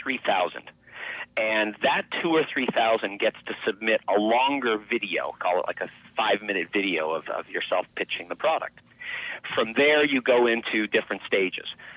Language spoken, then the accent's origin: English; Los Angeles, California, United States; also born or lived in Mexico City, Mexico / Beverly Hills; I grew up in Los Angeles, so there was no snow to speak of.